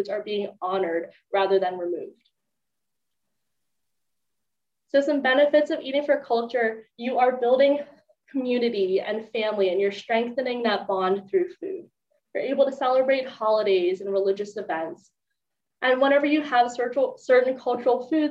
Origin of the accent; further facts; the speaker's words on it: Maryland, United States; I'm from Maryland